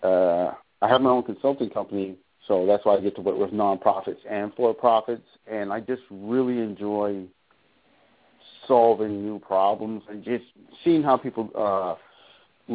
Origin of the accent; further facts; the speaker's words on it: Boston, Massachusetts, United States; also born or lived in Caribbean / Barbados / Dallas / Houston; I am from Boston, grew up in New England. I'm originally from the Caribbean, so I'm a West Indian Black American